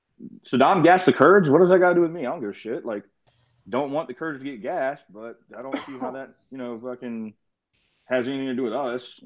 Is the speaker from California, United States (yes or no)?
yes; San Diego, California, United States; moved away as an adult; now in Atlanta, United States; Currently, I live in the metro Atlanta area in Georgia. Originally, I'm from San Diego, California. I grew up out there, went to high school in San Diego.